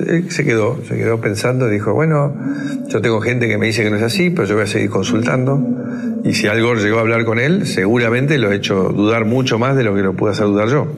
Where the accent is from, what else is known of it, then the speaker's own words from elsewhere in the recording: Argentina; Y ese mismo compromiso lo tengo como, argentino.